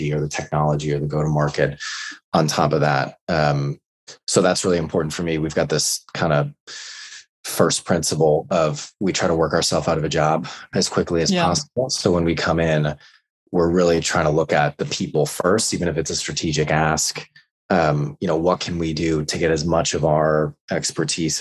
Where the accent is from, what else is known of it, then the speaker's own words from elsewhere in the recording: United States; moved away as an adult; also born or lived in New York / San Francisco; now in London, United Kingdom; I'm American, but I've been living in London for the last 6 years.